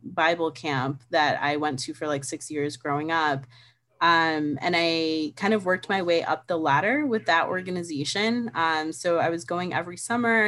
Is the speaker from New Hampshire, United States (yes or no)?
no; New York City, New York, United States; I was born and raised in New York City. I still live in New York City